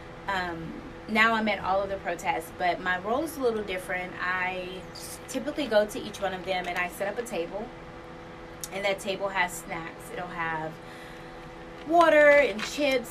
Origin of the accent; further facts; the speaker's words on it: Mississippi, United States; I'm from Mississippi